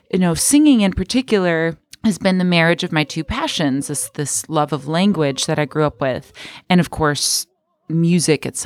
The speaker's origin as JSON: {"language": "English", "region": "Michigan", "country": "United States", "tie": "born there", "also_born_or_lived": "Mexico", "first_language": "Spanish", "second_language": "English", "said": "I was born in Michigan and spent most of my childhood going back and forth to Mexico, having dual citizenship and speaking Spanish and actually some Bulgarian as my first languages, and then learning English in school."}